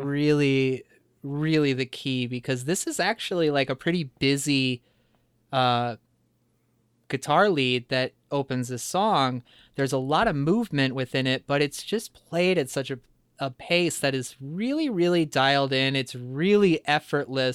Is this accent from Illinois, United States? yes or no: yes; around Chicago, Illinois, United States; growing up around Chicago